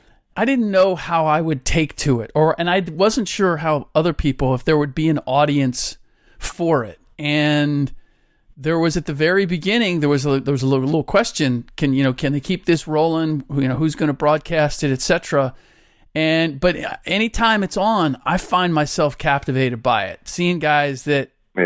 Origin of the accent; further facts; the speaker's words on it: Cincinnati, Ohio, United States; now in Bay Area, United States; I was born and raised in Cincinnati, grew up in Clifton, which is just in the shadow of the University of Cincinnati.